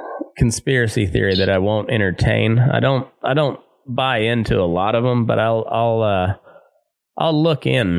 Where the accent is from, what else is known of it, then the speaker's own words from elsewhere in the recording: Southeast Colorado, United States; moved away; back home where I grew up in Southeast Colorado.